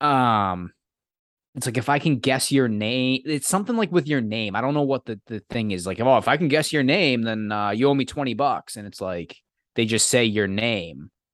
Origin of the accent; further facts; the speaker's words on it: Massachusetts, United States; I'm from Massachusetts